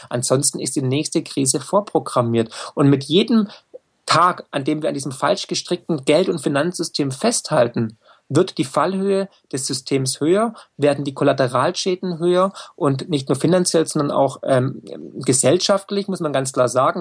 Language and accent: German; Swabia, Germany; ich bin Schwabe, ich, ich komme aus dem Land der Häuslebauer